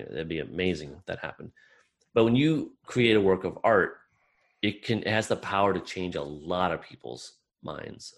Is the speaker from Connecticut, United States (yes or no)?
no; Iowa, United States; I grew up in Midwestern, small town Midwestern, uh, the state of Iowa in uh, America.